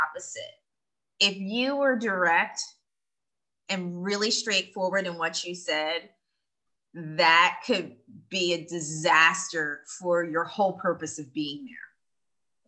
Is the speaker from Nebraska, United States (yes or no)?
no; Philadelphia, Pennsylvania, United States; moved away as an adult; also born or lived in Indonesia; now in Taiwan; my hometown of Philadelphia